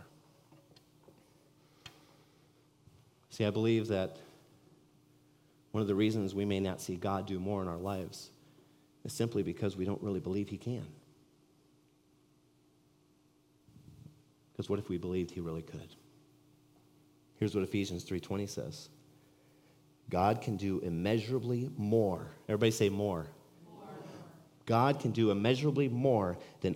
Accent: California, United States; moved away as an adult; now in Iowa, United States; we're native from California, kind of. We're from California. We moved here from California

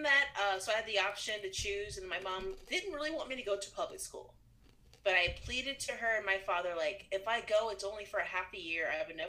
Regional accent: Springfield, Illinois, United States; I grew up in Springfield, Illinois. I'm one of eight siblings.

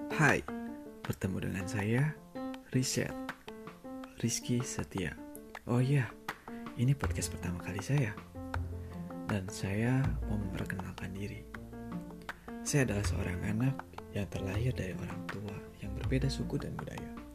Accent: Sunda, West Java, Indonesia; saya lahir dan besar di tanah Sunda

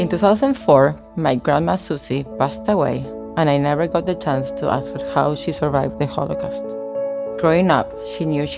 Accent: Argentina; English is a second language; moved away; You're gonna hear an accent because I was raised in Argentina

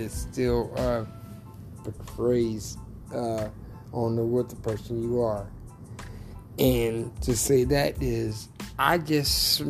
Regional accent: Tylertown, Mississippi, United States; also born or lived in New Orleans, Louisiana; now in Florida, United States; I grew up in Tylertown, Mississippi

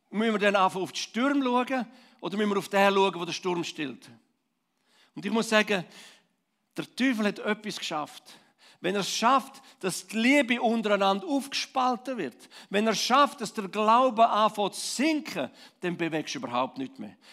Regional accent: Switzerland; vielleicht uns als Schweizer, als Liebchristen im ganz Allgemeinen?

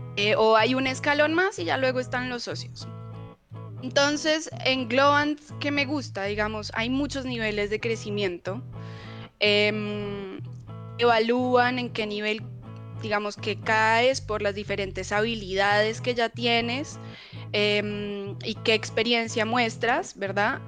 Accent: Bogotá, Colombia; moved away as an adult; also born or lived in Cali, Colombia; now in Chile; yo nací en Bogotá, pero me fui a vivir muy, muy pequeñita a Cali. Em, así que viví en Cali hasta como los cuatro o cinco años, eh, que me volví a vivir a, a Bogotá

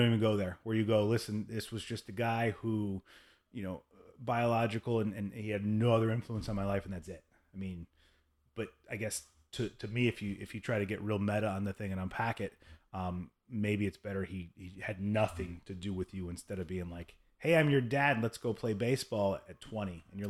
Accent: Michigan, United States; also born or lived in Indiana; And so I grew up in Michigan and in Indiana and went to Kentucky

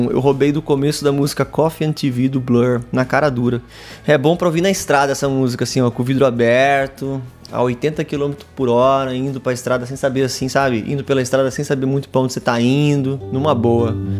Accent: Pirassununga, São Paulo, Brazil; moved away; Pirassununga, na minha cidade de onde eu venho, ali no interior de São Paulo

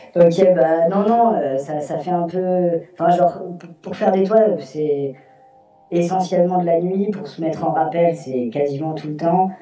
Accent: Houilles, Île-de-France, France; je suis de région parisienne, je suis de Houille

